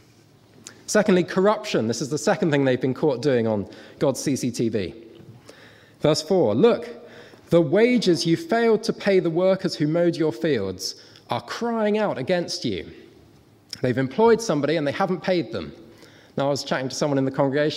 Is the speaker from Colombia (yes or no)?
no; Guernsey; I come from Guernsey.